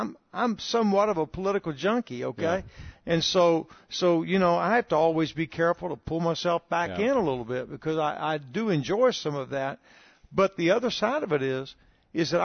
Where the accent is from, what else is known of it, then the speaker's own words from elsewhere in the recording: near Houston, Texas, United States; moved away; I'm a Texan, and so I have a heart for Texas and grew up not far from Houston.